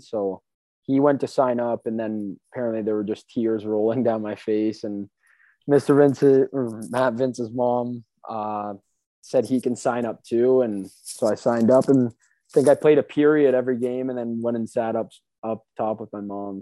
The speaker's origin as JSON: {"language": "English", "town": "St. Catharines", "region": "Ontario", "country": "Canada", "tie": "born or raised there", "also_born_or_lived": "Thorold", "said": "moved around a little bit. First, I was St. Catharines, then Thorold, then back to St. Kitts. So I just go with Thorold though"}